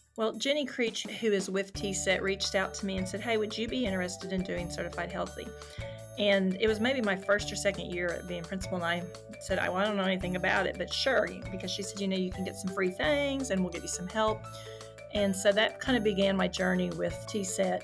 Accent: Tonkawa, Oklahoma, United States; Then I moved to Tonkawa, which is my hometown

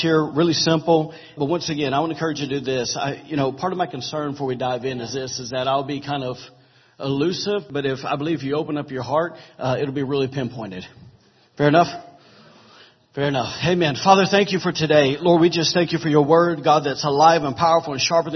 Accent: the South, United States; I'm from the South

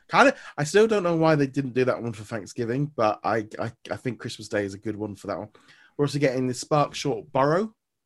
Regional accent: United Kingdom; we're British

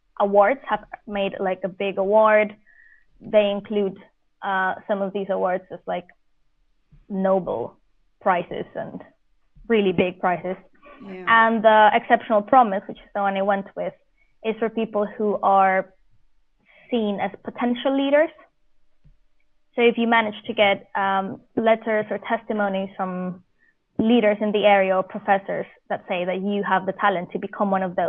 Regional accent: Colombia; moved away as an adult; also born or lived in Vienna, Austria; now in United Kingdom; I'm Colombian

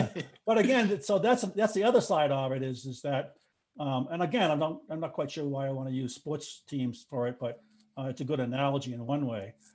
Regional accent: Boston, Massachusetts, United States; I'm the Bostonian

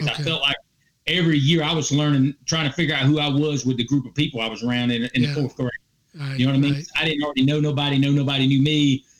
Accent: Clinton, South Carolina, United States; So I went to Clinton High School, which is in Lawrence County. It's got a small college by the name of Presbyterian College in that little town.

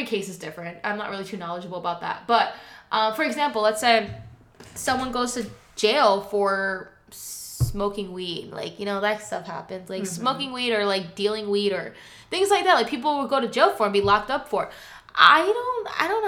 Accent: New Jersey, United States; moved away; I grew up in New Jersey

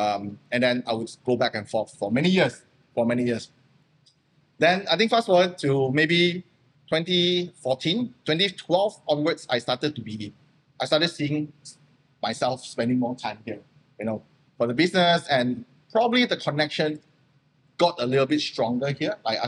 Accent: Malaysia; English is a second language; I'm still Malaysian, you know. I had my Malaysian company.

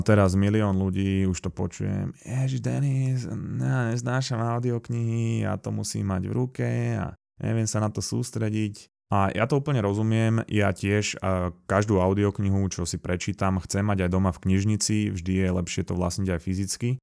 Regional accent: Slovakia; sme Slováci

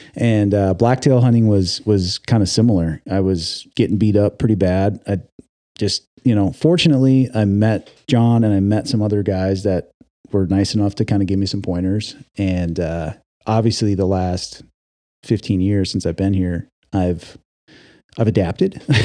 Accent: Wisconsin, United States; moved away as an adult; now in Oregon, United States; I grew up in the Midwest. I grew up in Wisconsin. I moved to Oregon in two thousand five

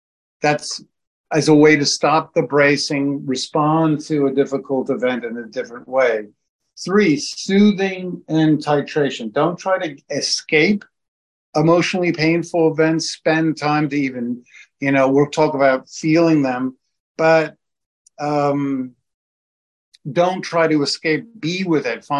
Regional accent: New York, United States; I'm from New York.

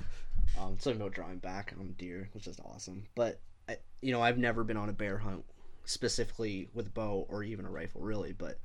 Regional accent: London, Ontario, Canada; born and raised in London, Ontario.

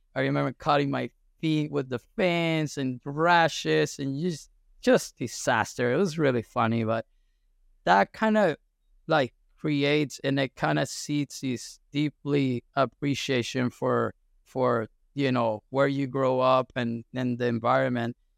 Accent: Caracas, Capital District, Venezuela; I was born and raised in Venezuela, and I'm actually from Caracas, from the capital city.

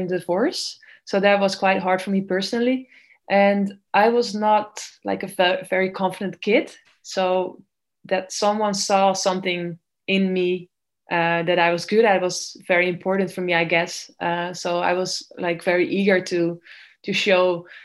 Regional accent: Netherlands; I was swimming at a very small club in my hometown

